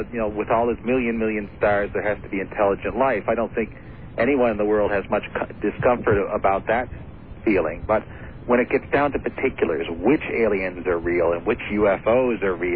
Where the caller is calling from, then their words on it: Vermont, United States; Uh, Vermont.